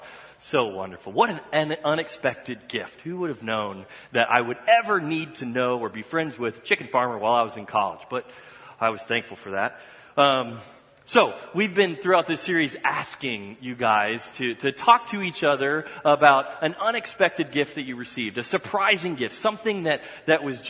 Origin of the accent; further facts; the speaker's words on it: Dallas, Texas, United States; moved away; I grew up in Dallas, Texas